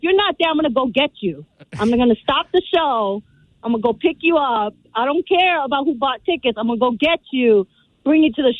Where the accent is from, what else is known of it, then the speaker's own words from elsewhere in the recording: New York, United States; also born or lived in Texas / South Korea; I came back to New York when I was 6 or 7.